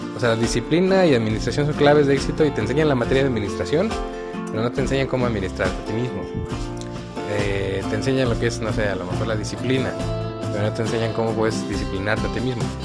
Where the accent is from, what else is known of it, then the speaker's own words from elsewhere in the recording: Mexico; seguimos siendo mexicanos